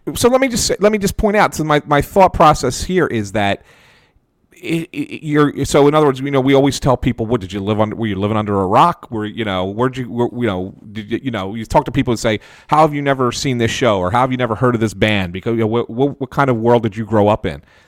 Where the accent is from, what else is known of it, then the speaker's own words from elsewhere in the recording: Philadelphia, Pennsylvania, United States; I grew up in West Philadelphia and in, in, a real Italian neighborhood